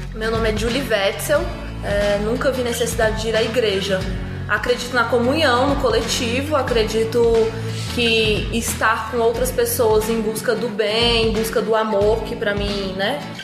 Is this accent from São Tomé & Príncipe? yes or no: no; Brazil; eu sou brasileira e carrego tudo isso junto comigo